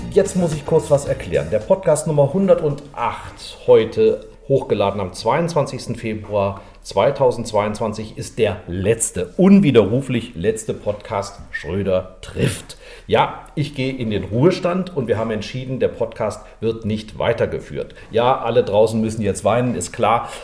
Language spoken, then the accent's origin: German; Rhineland, Germany; ich bin gebürtiger Rheinländer, ist eigentlich im Rheinland Ausnahmezustand. Ich bin im Straßenkarneval groß geworden.